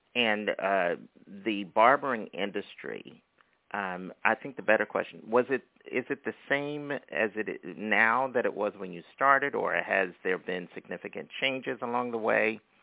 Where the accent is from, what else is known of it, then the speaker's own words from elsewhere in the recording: Philadelphia, Pennsylvania, United States; now in Brooklyn, United States; We're both from Philadelphia